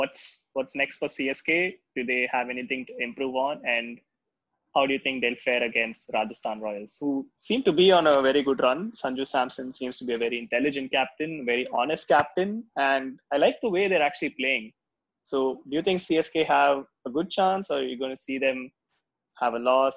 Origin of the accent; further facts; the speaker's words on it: South Africa; As a South African fan, I'm very happy with the way the Proteas have been playing this IPL so far.